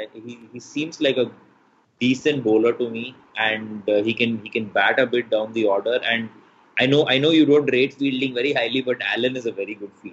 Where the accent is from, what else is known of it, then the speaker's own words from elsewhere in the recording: Manipal, Karnataka, India; I grew up in Manipal, which is on the west coast of India.